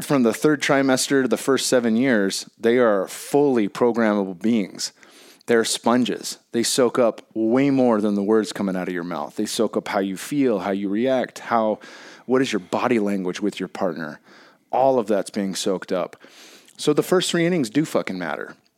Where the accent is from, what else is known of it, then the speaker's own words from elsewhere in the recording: Bay Area, California, United States; growing up in the Bay Area